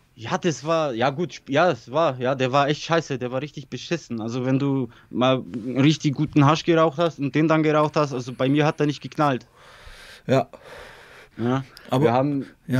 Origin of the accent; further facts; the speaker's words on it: Bavaria, Germany; German is a second language; moved away as an adult; also born or lived in Poland / Weißenfels; ich bin in Polen geboren und in ja. 92 nach Deutschland gekommen, so nach Bayern